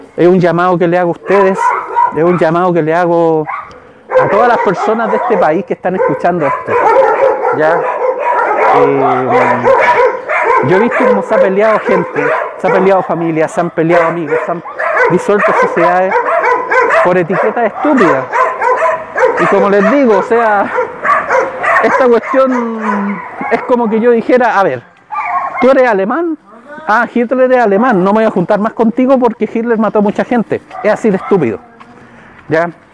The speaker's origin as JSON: {"language": "Spanish", "country": "Chile", "said": "yo soy chileno"}